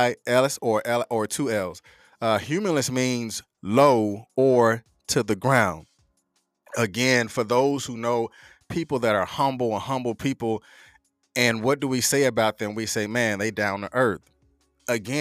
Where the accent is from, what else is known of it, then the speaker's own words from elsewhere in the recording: North Carolina, United States; I'm from North Carolina. You know, we say things just a little bit different.